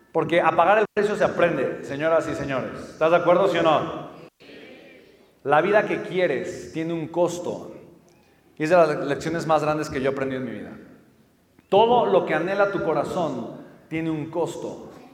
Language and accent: Spanish; Mexico; pues soy mexicano